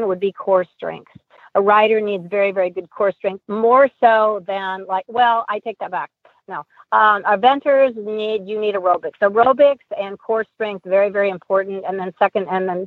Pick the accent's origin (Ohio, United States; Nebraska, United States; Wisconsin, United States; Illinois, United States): Nebraska, United States; Omaha; I'm from Omaha, Nebraska, where it does snow